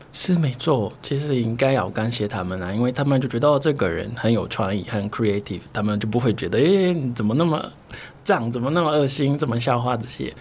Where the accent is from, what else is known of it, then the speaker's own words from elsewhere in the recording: Brazil; Chinese is a second language; now in Taiwan; 我是巴西来的，所以我中文不是很标准